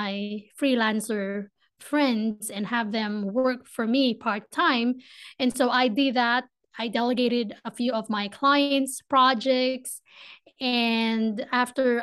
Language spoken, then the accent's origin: English; Philippines; accent: Filipino; English is a second language; moved away as an adult; now in Ohio, United States; I grew up in a tropical country